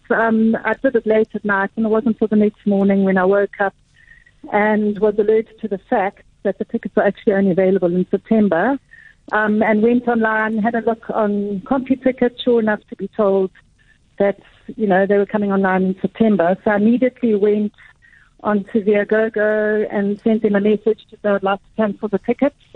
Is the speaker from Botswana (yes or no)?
yes; Botswana; only problem being I'm from Botswana